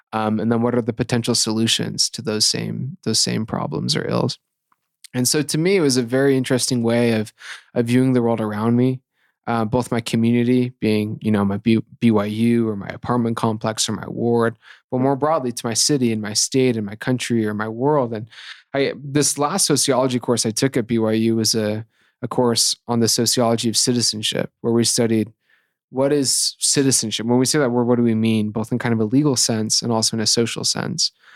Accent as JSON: {"language": "English", "town": "Ephraim", "region": "Utah", "country": "United States", "tie": "born or raised there", "also_born_or_lived": "Salt Lake City, Utah / southwestern Virginia", "said": "I was born here in Salt Lake City, but grew up between um, southwestern Virginia and Ephraim, Utah. Went to Manti High School."}